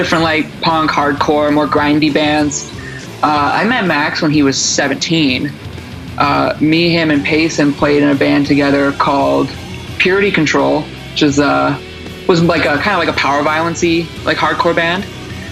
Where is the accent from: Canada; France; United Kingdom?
Canada; Oshawa, Ontario; also born or lived in Toronto; I'm originally from Ontario. I grew up in Oshawa, which is about an hour east of Toronto